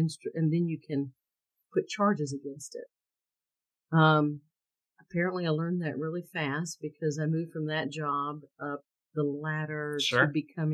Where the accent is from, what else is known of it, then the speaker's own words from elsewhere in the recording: Valdosta, Georgia, United States; I grew up in Valdosta, Georgia, with a father that was a math